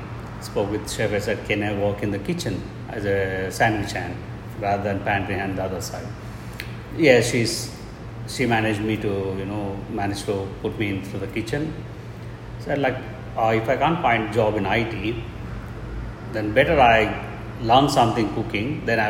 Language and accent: English; Hyderabad, Telangana, India